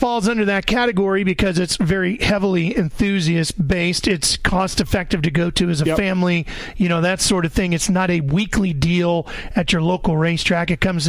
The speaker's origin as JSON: {"language": "English", "town": "Sacramento", "region": "California", "country": "United States", "tie": "born or raised there", "said": "I grew up in Sacramento."}